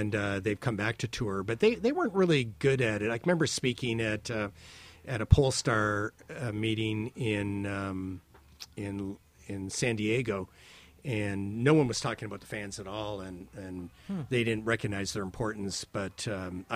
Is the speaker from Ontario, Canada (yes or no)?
yes; Windsor, Ontario, Canada; now in Toronto, Canada; I grew up in Windsor. It was a hotbed of University of Michigan.